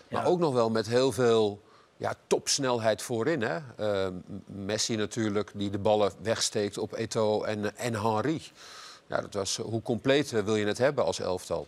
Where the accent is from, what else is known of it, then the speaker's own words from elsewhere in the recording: Netherlands; als Nederlander